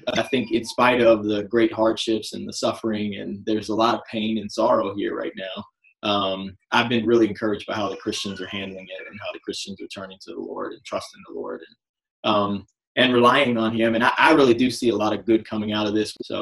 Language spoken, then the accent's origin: English; Columbus, Indiana, United States; moved away as an adult; also born or lived in Kentucky; now in New York City, United States; I grew up in Indiana, actually, not too far from where you are, in Columbus for most of my childhood.